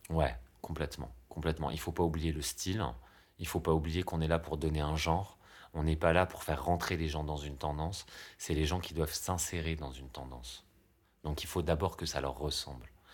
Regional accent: France; on est français

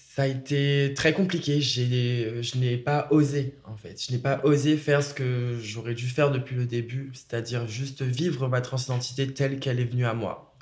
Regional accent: Réunion; moved away as an adult; je suis parti de la Réunion quand même à mes 18 ans et je me suis installé ici

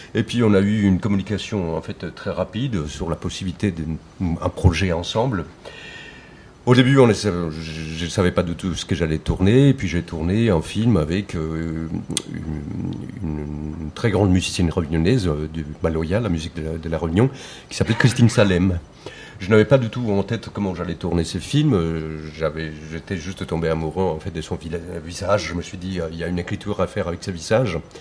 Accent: Colombia; moved away as an adult; now in France; Je, suis colombien. Je suis né en Colombie en 1975. Je suis arrivé en France en 99.

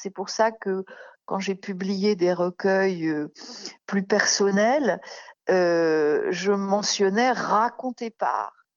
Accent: Paris, Île-de-France, France; je suis née à Paris et j'y vis en grande partie

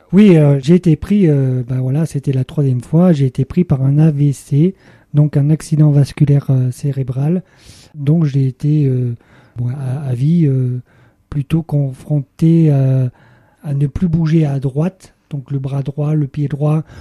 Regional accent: Le Puy-en-Velay, Auvergne-Rhône-Alpes, France; je suis né au Puy-en-Velay

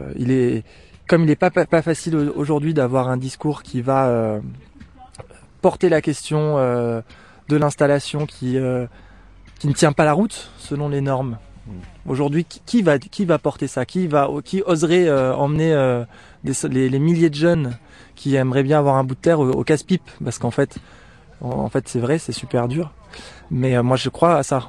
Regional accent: Cévennes, Occitania, France; moved away; je suis originaire des Cévennes, donc mes parents ils avaient une petite ferme chevrière

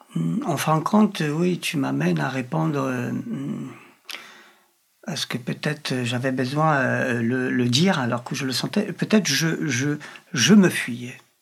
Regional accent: Poland; French is a second language; moved away as an adult; now in France; je suis polonais

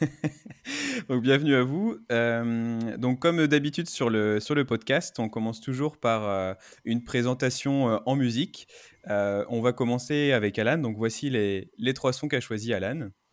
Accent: Brittany, France; now in Paris, France; venant de Bretagne

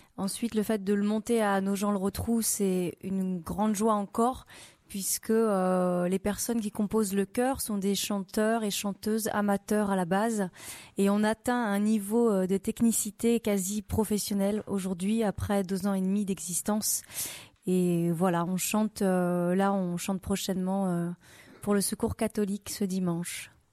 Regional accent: France; also born or lived in Réunion; Donc j'ai grandi dans le Perche et je suis partie habiter à la Réunion pendant 4 ans et demi

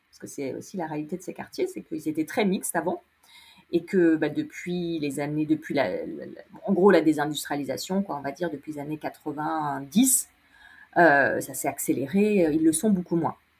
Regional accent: Lyon, Auvergne-Rhône-Alpes, France; je suis lyonnaise

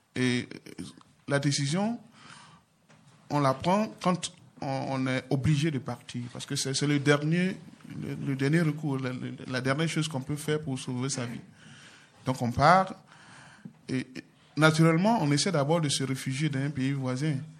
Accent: Côte d’Ivoire; moved away as an adult; now in France; mon pays d'origine, la Côte d'Ivoire

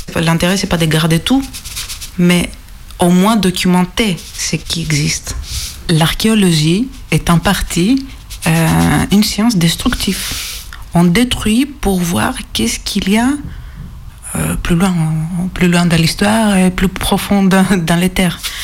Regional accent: Greece; accent: Greek; French is a second language; mon accent est grec

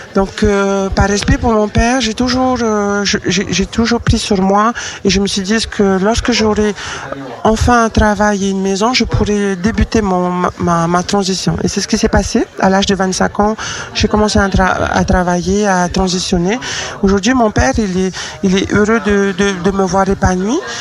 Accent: French Polynesia; moved away as an adult; now in Lyon, France; je suis originaire de Tahiti

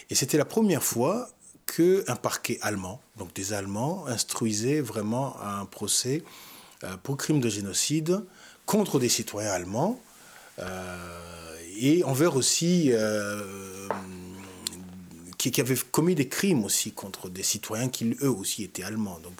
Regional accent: Rwanda; Même si je suis rwandais, même si c'est mon histoire et mon pays

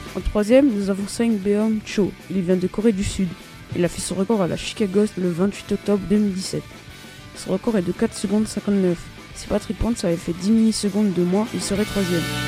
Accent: Réunion; je viens de La Réunion

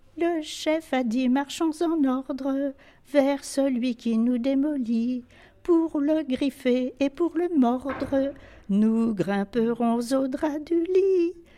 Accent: Enghien-les-Bains, Île-de-France, France; Je suis née à Anguin en 1928

